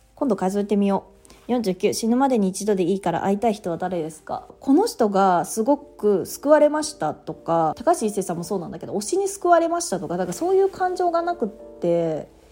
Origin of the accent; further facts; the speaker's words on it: Japan; moved away; 私地方田舎出身なので